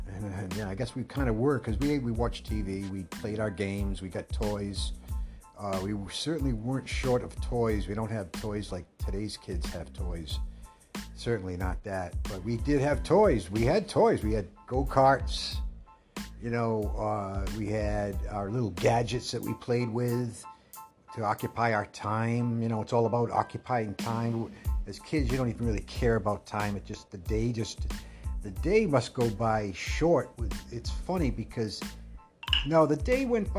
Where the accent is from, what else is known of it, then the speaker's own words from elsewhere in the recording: Pawtucket, Rhode Island, United States; We were a two-location family. We moved once from Woodlawn to Darlington.